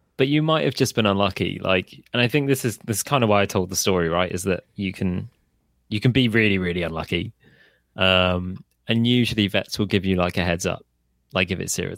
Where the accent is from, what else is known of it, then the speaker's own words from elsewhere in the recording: Hereford, West Midlands, United Kingdom; moved away; originally I'm from Hereford